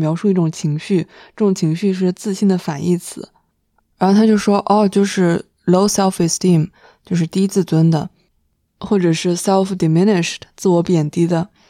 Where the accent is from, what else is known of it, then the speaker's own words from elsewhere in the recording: China; 但是他因为知道我们是中国人，他还是硬憋了一句中文